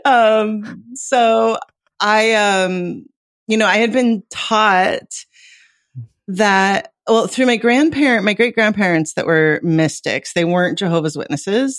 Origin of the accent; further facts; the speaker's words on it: Los Angeles, California, United States; moved away as an adult; now in Lisbon, Portugal; I'm from Los Angeles. That's where I was born and mostly raised, is Los Angeles metro